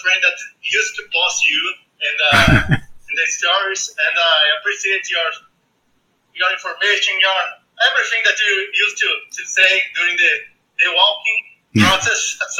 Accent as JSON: {"language": "English", "country": "Brazil", "said": "From Brazil."}